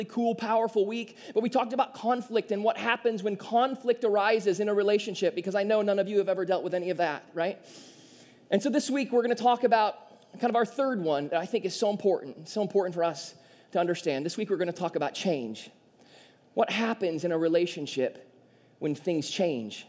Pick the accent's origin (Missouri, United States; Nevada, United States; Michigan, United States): Michigan, United States; southeast; me and Caitlin grew up in a very small town in southeast Michigan